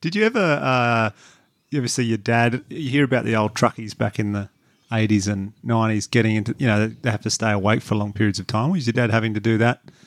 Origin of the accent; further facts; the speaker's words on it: country New South Wales, Australia; I'm country New South Wales person as well